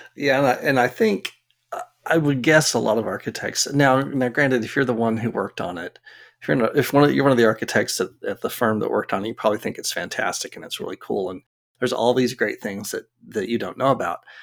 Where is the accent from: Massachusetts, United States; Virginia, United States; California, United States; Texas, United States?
Texas, United States; Arlington; I grew up in Arlington